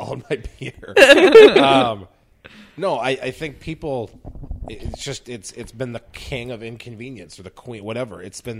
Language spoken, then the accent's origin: English; Eau Claire, Wisconsin, United States; I'm from Eau Claire.